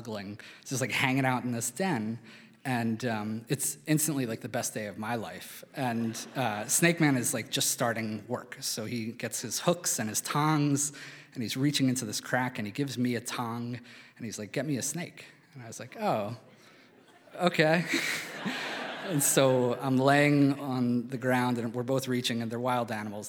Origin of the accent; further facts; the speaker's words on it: Philadelphia, Pennsylvania, United States; moved away as an adult; also born or lived in Albuquerque, New Mexico; when I was a kid growing up in Philadelphia